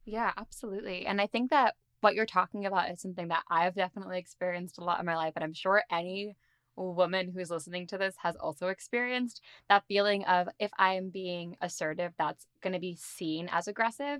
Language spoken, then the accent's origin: English; Dix Hills, New York, United States; I'm also from Long Island, I'm from Dix Hills